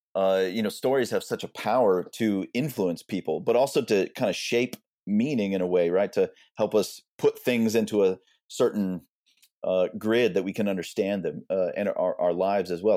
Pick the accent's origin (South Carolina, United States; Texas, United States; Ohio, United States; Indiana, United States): Texas, United States; Austin; now in Houston, United States; I've lived in Houston for a while now, maybe a couple decades, but I grew up in Austin, but I've lived all around the state.